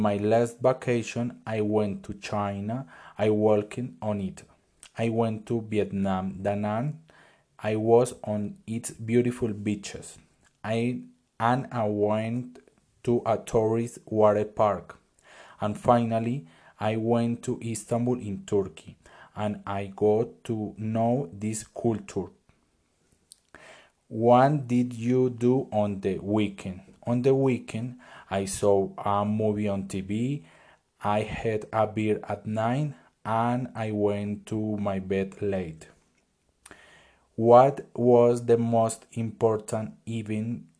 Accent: Duitama, Boyacá, Colombia; English is a second language; My first school was Jesús Eucaristía. It was in Duitama, Boyacá.

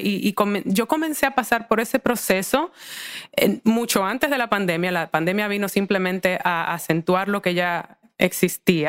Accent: Santo Domingo, Dominican Republic; born or raised there; moved away as an adult; also born or lived in United States

